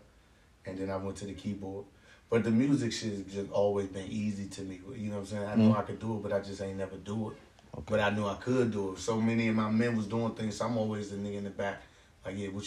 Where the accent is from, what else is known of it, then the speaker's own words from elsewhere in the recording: Oxon Hill, Maryland, United States; I grew up in Oxon Hill